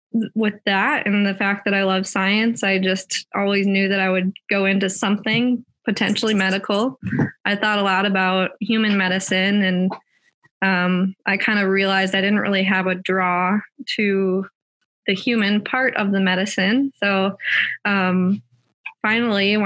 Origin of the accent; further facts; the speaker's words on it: Minnesota, United States; I grew up in Minnesota, a small town just west of the Twin Cities